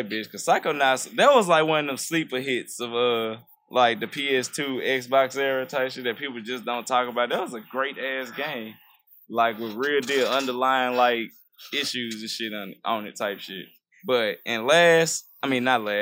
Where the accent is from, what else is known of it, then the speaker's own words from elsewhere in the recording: United States; I'm American